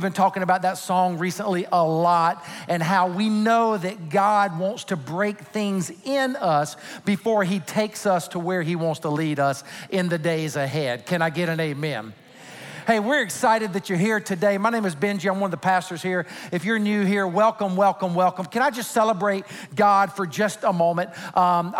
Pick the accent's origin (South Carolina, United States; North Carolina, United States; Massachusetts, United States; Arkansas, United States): South Carolina, United States; Sumter; moved away; In my home state of South Carolina, particularly in my hometown of Sumter, South Carolina